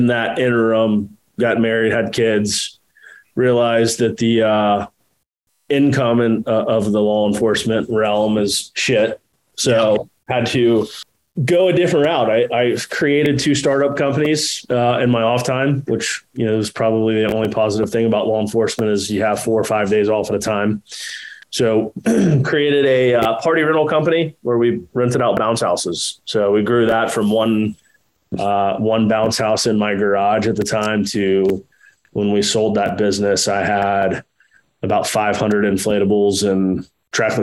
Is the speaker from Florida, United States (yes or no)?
yes; Jacksonville, Florida, United States; also born or lived in Texas; I was born in Texas. And then, you know, shortly after we came east and been in Jacksonville since I was two. Did traditional schooling here